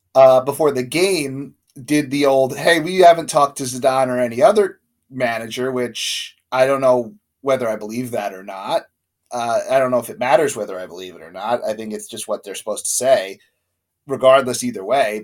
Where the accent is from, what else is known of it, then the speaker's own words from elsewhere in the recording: United States; Like we're American, so we grew up watching American sports and USA.